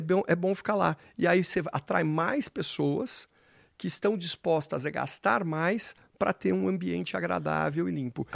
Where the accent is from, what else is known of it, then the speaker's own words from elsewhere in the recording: São Paulo, Brazil; nós paulistas